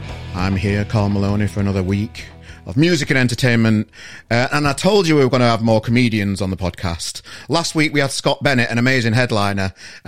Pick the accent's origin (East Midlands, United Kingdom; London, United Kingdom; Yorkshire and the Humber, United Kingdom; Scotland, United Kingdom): Yorkshire and the Humber, United Kingdom; Sheffield; now in Manchester, United Kingdom; Well, I'm from Sheffield originally, and I've moved to Manchester. And, you know, I think the accent's merging a little bit.